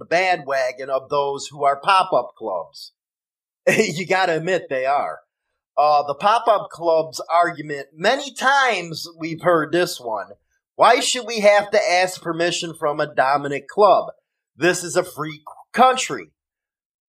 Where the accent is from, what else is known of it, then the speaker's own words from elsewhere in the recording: Chicago, Illinois, United States; accent: Chicago; my Chicago accent